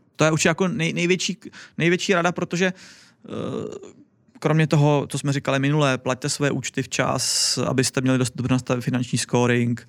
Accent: Czechia; now in Wrocław, Poland; tady u nás v Čechách

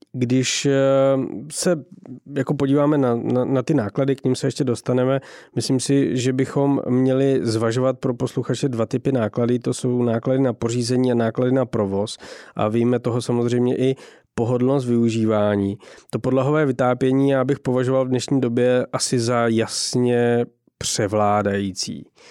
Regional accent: Czechia; každý, kdo jako z Čech

